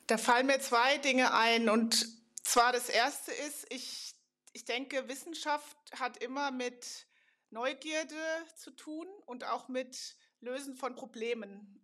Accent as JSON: {"language": "German", "town": "Darmstadt", "region": "Hesse", "country": "Germany", "tie": "born or raised there", "also_born_or_lived": "Karlsruhe / Münster / Switzerland / Montreal, Canada", "moved": "as an adult", "said": "ich bin nämlich sogar original aus Darmstadt. Ich bin in Darmstadt"}